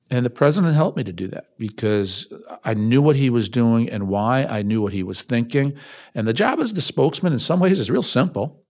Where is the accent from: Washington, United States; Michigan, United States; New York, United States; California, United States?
New York, United States; Westchester County; I was born in New York City, raised outside the city of Westchester County.